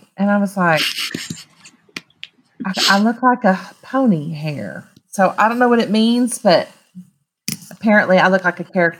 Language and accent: English; Texas, United States; now in Oklahoma, United States; I mean, I know I've lived in Oklahoma for a long time, but I was born and raised in Texas. And so I bleed burnt orange.